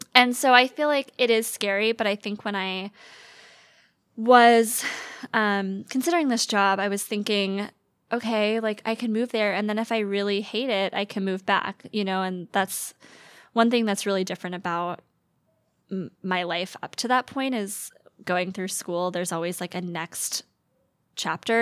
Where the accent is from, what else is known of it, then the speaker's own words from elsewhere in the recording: Atlanta, Georgia, United States; moved away as an adult; now in Seattle, United States; I'm from the Metro Atlanta area, Metro, Metro Atlanta, um, and went to school in Georgia